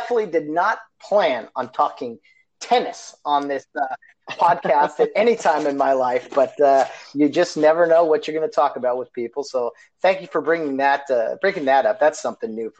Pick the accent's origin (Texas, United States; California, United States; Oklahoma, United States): California, United States; Glendora; Glendora, which is my hometown, where I grew up